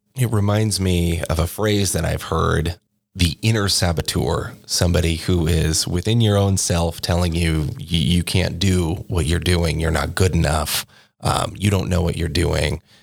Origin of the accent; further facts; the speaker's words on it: Corvallis, Oregon, United States; moved away as an adult; also born or lived in Eugene, Oregon; now in New Mexico, United States; I grew up in Corvallis Oregon and then went over to the University of Oregon uh, in Eugene for college